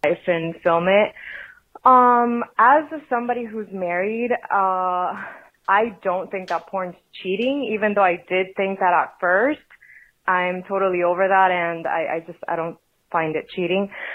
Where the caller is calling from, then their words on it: Miami, Florida, United States; I'm calling from Miami, Florida